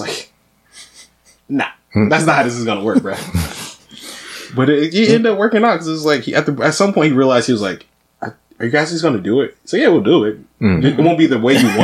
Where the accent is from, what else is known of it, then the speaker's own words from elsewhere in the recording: Detroit, Michigan, United States; I'm from Detroit